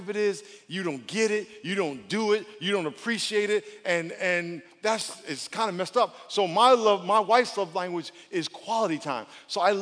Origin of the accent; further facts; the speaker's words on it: East Coast, United States; moved away; I grew up on the East Coast